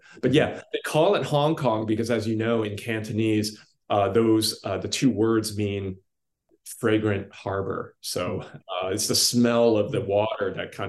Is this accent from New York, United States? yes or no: yes; Brooklyn, New York, United States; also born or lived in London; Yeah, I was born in London, and I was born to a single mom, and we didn't have two dimes to rub together. So we moved to Brooklyn, where we lived in a really crappy apartment.